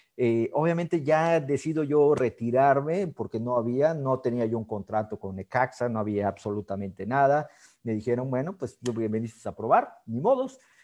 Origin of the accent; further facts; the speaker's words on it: Mexico; also born or lived in United States; yo quería ser futbolista profesional en mi país, aquí en México